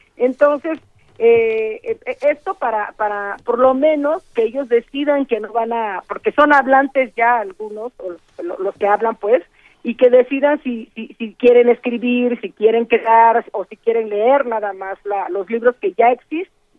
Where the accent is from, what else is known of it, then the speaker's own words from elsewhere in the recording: Juchitán, Oaxaca, Mexico; first language Zapotec; Spanish is a second language; el istmo de Tehuantepec, de donde yo soy de Juchitán